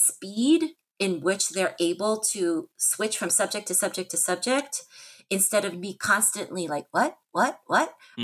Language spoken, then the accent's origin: English; United States; also born or lived in South Korea; my being Asian American adoptee